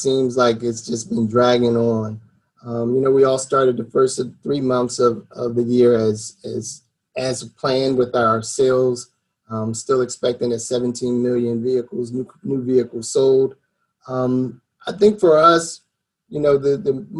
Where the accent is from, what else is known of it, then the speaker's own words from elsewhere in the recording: Philadelphia, Pennsylvania, United States; moved away as an adult; now in Washington, D.C., United States; I'm originally from Philadelphia, West Virginia, born and raised, so to speak